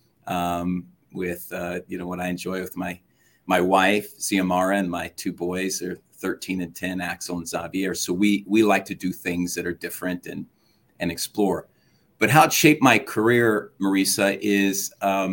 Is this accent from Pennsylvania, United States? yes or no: no; Phoenix, Arizona, United States; My brother and I grew up that way in Phoenix, Arizona, being different